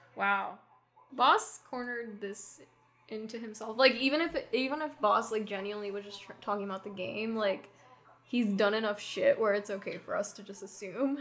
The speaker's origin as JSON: {"language": "English", "region": "Hawaii", "country": "United States", "tie": "born or raised there", "said": "growing up in Hawaii"}